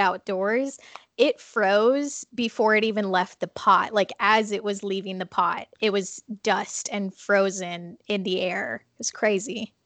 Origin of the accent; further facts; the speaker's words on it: Minnesota, United States; moved away; I actually grew up in Minnesota and am living here again right now